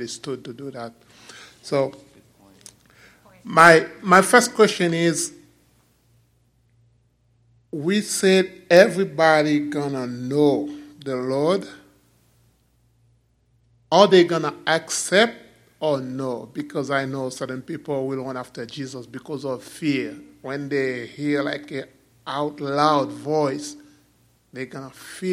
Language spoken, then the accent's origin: English; Port-au-Prince, Ouest, Haiti; I'm from Port-au-Prince, Haiti.